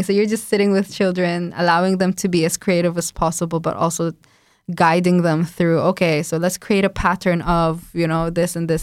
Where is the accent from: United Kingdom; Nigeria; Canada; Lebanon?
Lebanon; moved away as an adult; now in Warsaw, Poland; I'm from Lebanon